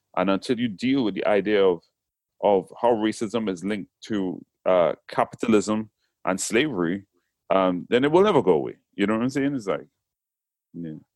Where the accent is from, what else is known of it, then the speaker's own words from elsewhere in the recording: Trinidad & Tobago; accent: Trinidadian; moved away as an adult; now in England; even though I was born in England, went to Trinidad when I was three, and came back to England when I was 19. So I was raised in Trinidad.